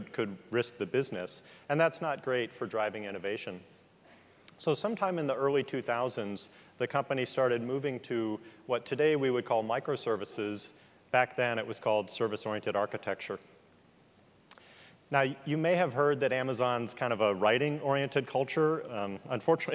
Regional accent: Midwest, United States; I'm a Midwesterner

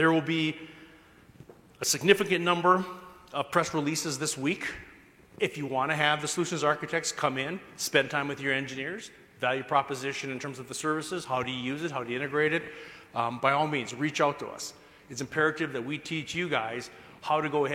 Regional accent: Minnesota, United States; I'm from Minnesota.

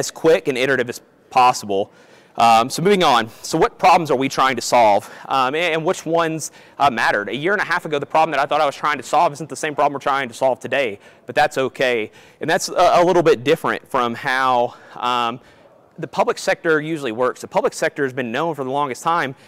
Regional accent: Kentucky, United States; So I'm originally from Kentucky, if you can't tell from my accent

